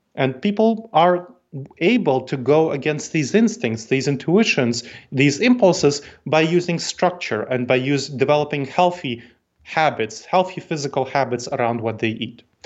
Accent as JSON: {"language": "English", "town": "New York City", "region": "New York", "country": "United States", "tie": "born or raised there", "accent": "New York tang", "moved": "yes", "lives_now": "Columbus, United States", "said": "I grew up in New York City, so my family came to New York City, that's where I grew up"}